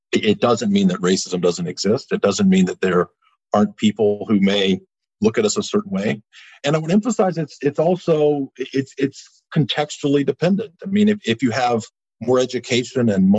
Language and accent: English; Eastern North Carolina, United States; also born or lived in New Bern, North Carolina; These were all Eastern North Carolina places. And when I was a child, both in my hometown and here, you wouldn't see interracial couples